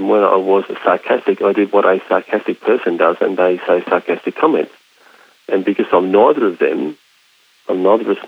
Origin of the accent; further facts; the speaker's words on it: Australia; I'm not an American, I'm an Australian